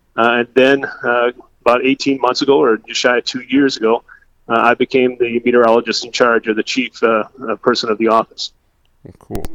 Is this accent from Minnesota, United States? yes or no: yes; Adrian, Minnesota, United States; moved away as an adult; now in Sioux Falls, United States; I grew up in southwest Minnesota, a town, a small town called Adrian